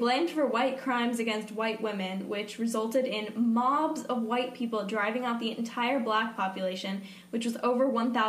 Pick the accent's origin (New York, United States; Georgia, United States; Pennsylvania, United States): Georgia, United States; I'm so embarrassed to be from here.